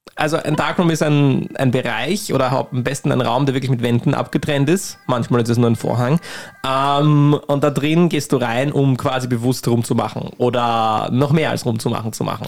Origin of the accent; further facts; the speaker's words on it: Lower Austria, Austria; ich komme aus Niederösterreich